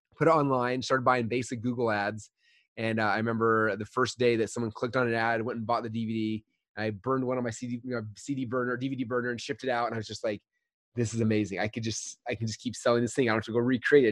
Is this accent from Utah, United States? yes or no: yes; Utah, United States; I grew up in Utah